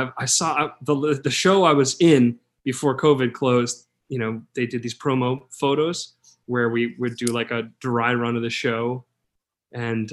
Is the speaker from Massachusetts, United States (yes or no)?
no; New York City, New York, United States; I'm from New York City, born and raised New Yorker